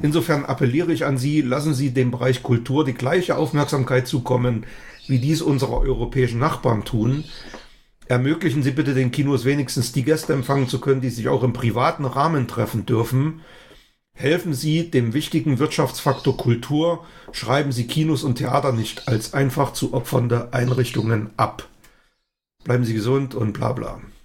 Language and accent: German; Altenburg, Thuringia, Germany; in meiner Heimatstadt Altenburg